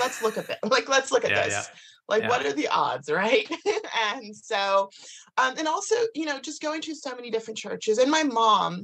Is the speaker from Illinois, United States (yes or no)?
no; Kansas, United States; I grew up in America, in Kansas, in the middle of nowhere.